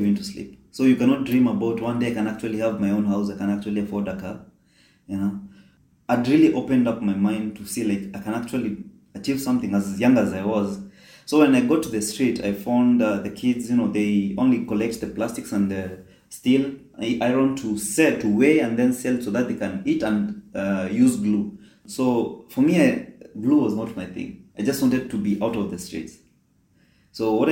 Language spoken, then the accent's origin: English; Kenya; moved away as an adult; now in Qatar; I was born and raised in Kenya